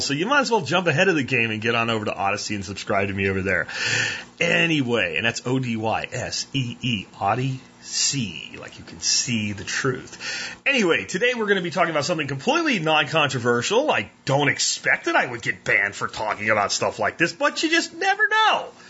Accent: Pennsylvania, United States; where I grew up in Pennsylvania, we had about a quarter acre garden

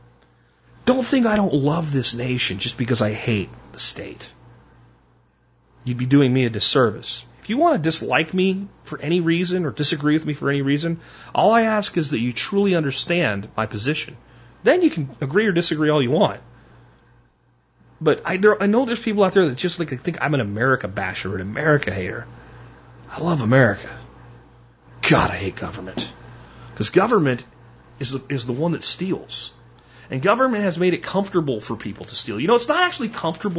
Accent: United States; I am an American.

